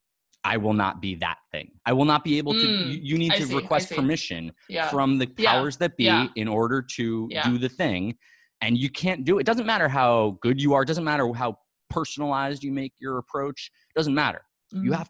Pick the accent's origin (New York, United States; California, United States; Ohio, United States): New York, United States; New York City; I'm a New Yorker. Yeah. I'm a Manhattan.